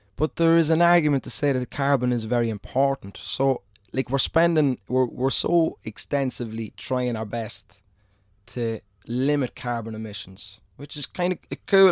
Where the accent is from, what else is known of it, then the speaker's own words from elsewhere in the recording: Ireland; being an Irishman